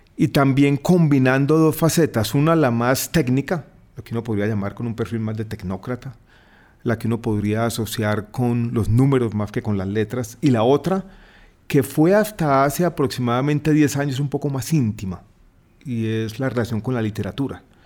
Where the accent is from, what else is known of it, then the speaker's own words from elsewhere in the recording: Medellín, Antioquia, Colombia; moved away as an adult; also born or lived in Santiago, Chile; now in Bogotá, Colombia; Yo nací en Santiago de Chile, pero crecí en Medellín